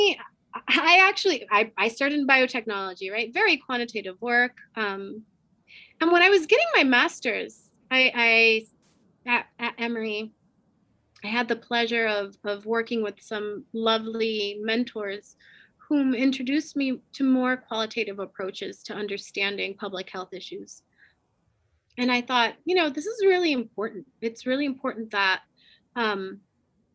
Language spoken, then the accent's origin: English; Puerto Rico; I'm from Puerto Rico